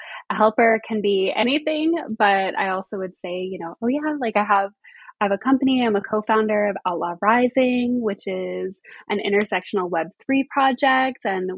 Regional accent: Colorado, United States; also born or lived in Arizona / New Jersey / Pennsylvania / New York; So I was born in Colorado, out in the Midwest, the wild, wild West. I lived between Colorado and Arizona for a while.

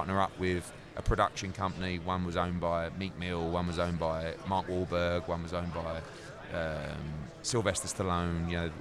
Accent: United Kingdom; I'm a Brit

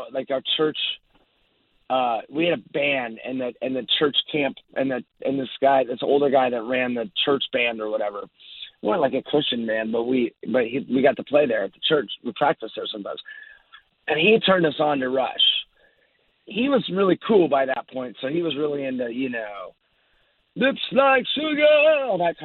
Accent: Orange County, Southern California, United States; I grew up down in Orange County, Southern California

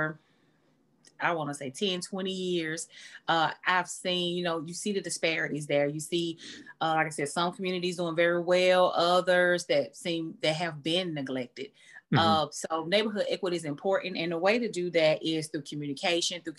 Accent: Chattanooga, Tennessee, United States; I was born and raised in Chattanooga, Tennessee

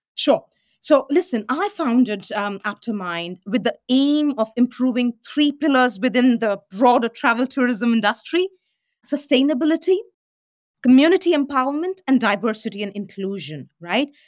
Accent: Delhi, India; moved away; the Delhi I grew up

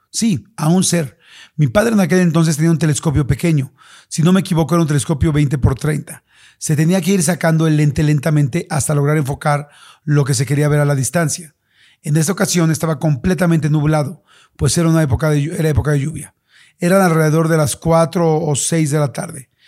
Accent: Vizcaíno, Baja California Sur, Mexico; also born or lived in Tijuana; Yo nací en Tijuana, pero a los tres o cuatro años mis padres nos llevaron a vivir a un ejido, el cual es un pueblo agricultor llamado Ejido Gustavo Díaz Ordaz, pero es más conocido como Vizcaíno.

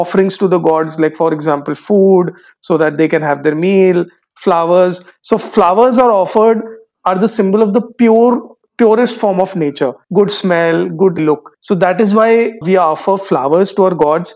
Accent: Kanpur, Uttar Pradesh, India; visited me in my hometown, Kanpur, Uttar Pradesh.

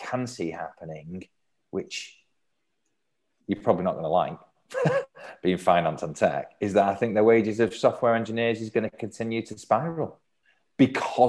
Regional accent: Manchester, North West England, United Kingdom; I'm born and brought up in Manchester

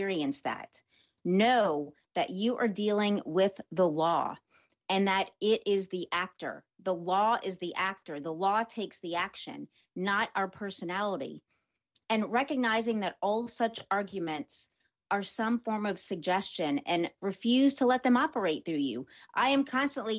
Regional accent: New Orleans, Louisiana, United States; I'm from New Orleans

